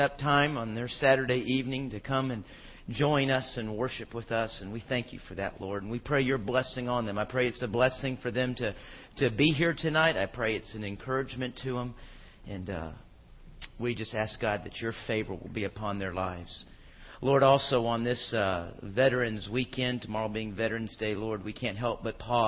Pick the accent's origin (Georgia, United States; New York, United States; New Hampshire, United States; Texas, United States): Texas, United States; Houston; also born or lived in Phoenix, Arizona / Charlotte, North Carolina; I grew up in Houston, Texas. I was born in Phoenix, lived in Charlotte for a couple of years, but by and large, most of my growing up years were in Houston, and that's what I call home